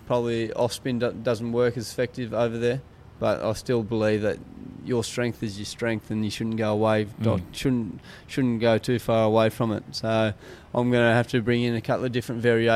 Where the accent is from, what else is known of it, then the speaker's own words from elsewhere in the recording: Australia; as Australian